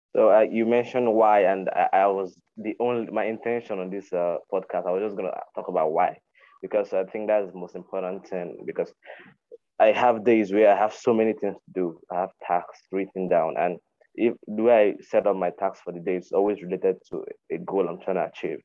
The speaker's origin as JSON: {"language": "English", "country": "Nigeria", "said": "from Nigeria"}